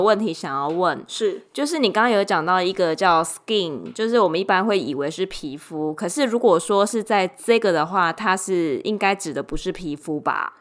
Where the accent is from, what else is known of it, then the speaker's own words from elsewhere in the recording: Taiwan; 我就是个台妹